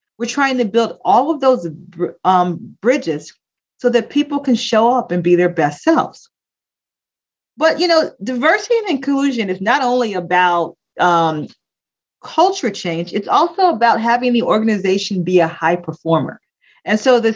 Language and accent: English; Philadelphia, Pennsylvania, United States; I grew up in Philadelphia, grew up in the late 60s, early the 70s and the 80s